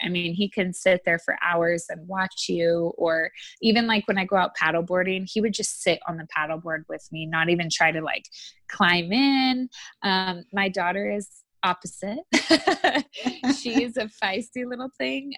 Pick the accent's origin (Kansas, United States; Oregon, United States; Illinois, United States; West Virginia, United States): Oregon, United States; I grew up in Oregon